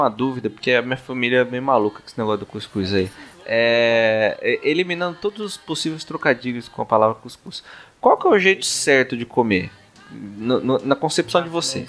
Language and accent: Portuguese; São Paulo, Brazil; sou paulista